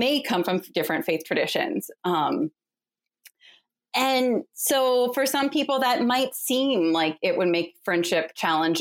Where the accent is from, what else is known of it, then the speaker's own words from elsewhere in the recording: Phoenix, Arizona, United States; also born or lived in Kansas City; now in Philadelphia, United States; I was born in Kansas City, but grew up in Phoenix, Arizona, which I call my hometown